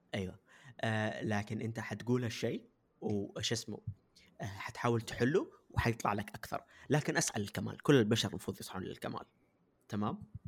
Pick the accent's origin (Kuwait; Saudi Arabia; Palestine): Saudi Arabia; أنا جالس أتكلم كمجتمع كعارف كسعودية كبلد